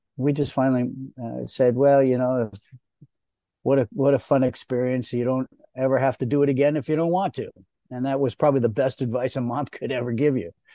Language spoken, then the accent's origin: English; Rye, New York, United States; being taken away out of New York, where I was born and raised in Rye, New York